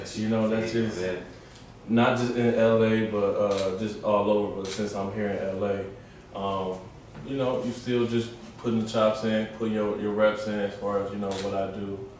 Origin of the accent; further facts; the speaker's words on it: Cleveland, Ohio, United States; Cleveland is home, you know, that's my home. That's everything that I am is because of Cleveland.